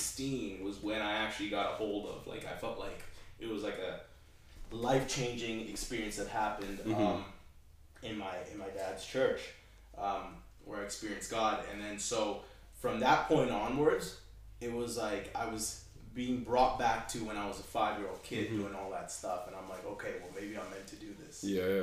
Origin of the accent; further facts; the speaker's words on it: Bahrain; born there; moved away; also born or lived in Canada; Sure. So I was born in the Middle East, mm-hmm. a country called Bahrain.